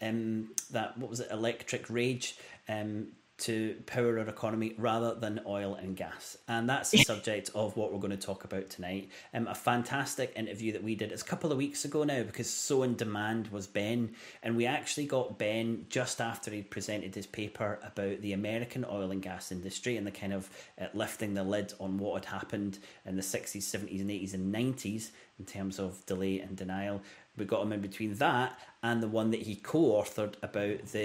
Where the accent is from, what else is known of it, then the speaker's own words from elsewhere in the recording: Glasgow, Scotland, United Kingdom; my hometown of Glasgow